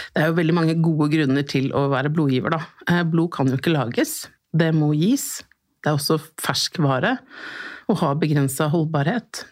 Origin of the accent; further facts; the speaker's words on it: Oslo, Norway; er født og oppvokst her i Oslo.